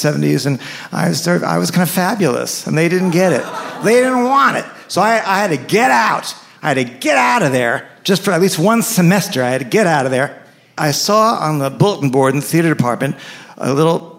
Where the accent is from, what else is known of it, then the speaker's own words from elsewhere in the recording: New York City, New York, United States; moved away as an adult; also born or lived in Evanston, Illinois; I grew up in New York City.